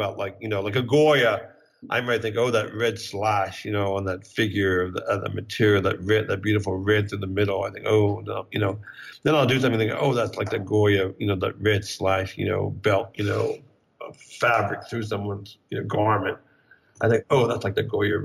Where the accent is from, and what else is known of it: Bryn Mawr, Pennsylvania, United States; born or raised there; moved away as an adult; also born or lived in New York